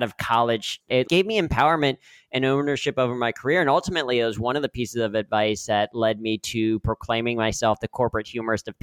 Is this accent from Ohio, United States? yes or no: yes; Cincinnati, Ohio, United States; Growing up in Cincinnati